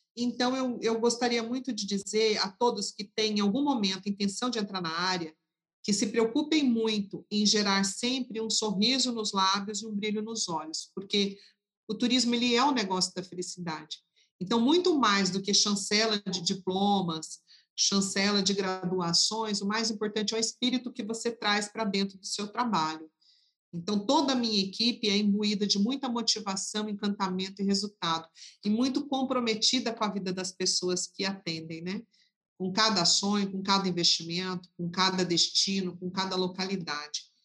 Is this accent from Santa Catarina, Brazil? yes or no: no; Cuiabá, Mato Grosso, Brazil; Eu sou de Cuiabá, Mato Grosso